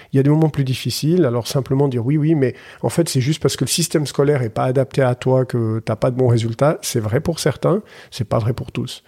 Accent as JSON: {"language": "French", "town": "Collombey", "region": "Valais", "country": "Switzerland", "tie": "born or raised there", "also_born_or_lived": "Muraz, Valais", "said": "j'ai grandi à Colombay avant de déménager à Murat à l'adolescence"}